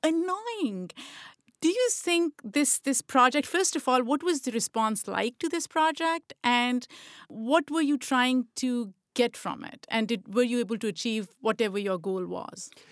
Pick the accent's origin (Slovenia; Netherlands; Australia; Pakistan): Pakistan; Lahore, Punjab; also born or lived in Rawalpindi; Lahore, where I grew up